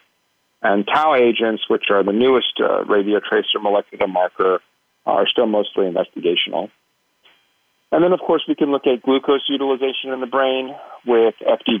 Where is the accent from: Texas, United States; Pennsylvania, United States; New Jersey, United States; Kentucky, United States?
Pennsylvania, United States; Pittsburgh; I grew up in Pittsburgh, Pennsylvania, which is, of course, prime, football country